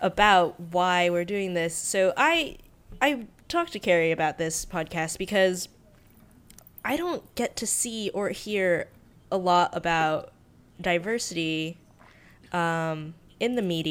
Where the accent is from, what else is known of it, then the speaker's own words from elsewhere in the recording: North Carolina, United States; moved away as an adult; also born or lived in Hong Kong; now in Los Angeles, United States; Have lived in the North Carolinian South for much of my life